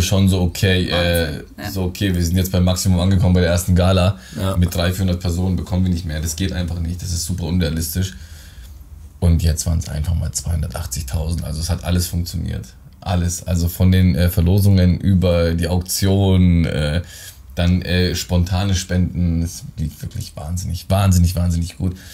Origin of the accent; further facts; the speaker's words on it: Germany; Ich bin in Deutschland geboren, aber äh, die äh, südländischen Gene stecken noch in mir